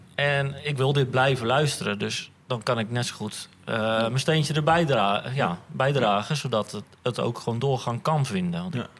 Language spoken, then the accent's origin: Dutch; Amersfoort, Utrecht, Netherlands; moved away; Ik kom oorspronkelijk uit Amersfoort.